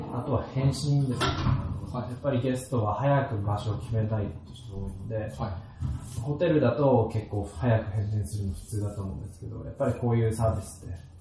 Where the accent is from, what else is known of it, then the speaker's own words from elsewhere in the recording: Isahaya, Nagasaki, Japan; 出身は長崎ずっと長崎の地元の諫早市垂水町っていうとこなんですけど